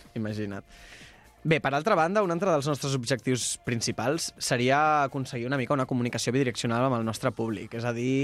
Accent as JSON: {"language": "Catalan", "town": "Molins de Rei", "region": "Catalonia", "country": "Spain", "said": "sóc de Molins de Rei"}